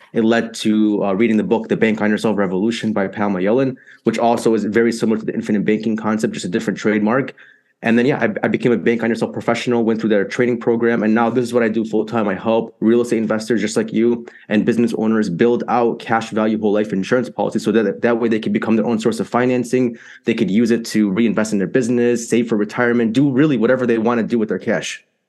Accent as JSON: {"language": "English", "town": "Chicago", "region": "Illinois", "country": "United States", "tie": "born or raised there", "said": "So I'm from Chicago, Illinois, born and raised here"}